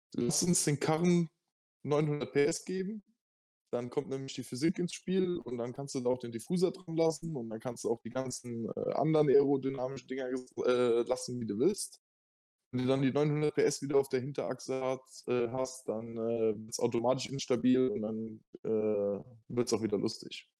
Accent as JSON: {"language": "German", "country": "Germany", "said": "als Deutscher"}